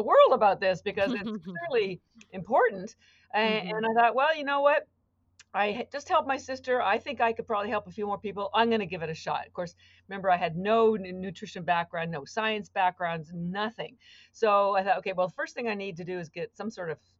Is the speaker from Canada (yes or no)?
yes; Canada; moved away as an adult; now in Boston, United States; I live in Boston. I've been here for 33 years, but I'm actually Canadian